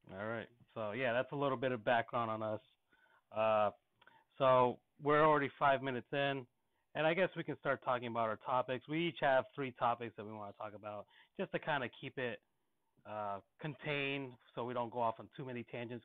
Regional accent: West Palm Beach, Florida, United States; I'm from West Palm, a couple counties up north

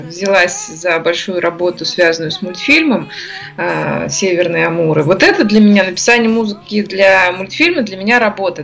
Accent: Ufa, Bashkortostan, Russia; Я родилась в Уфе, здесь же я и живу, здесь моя такая база

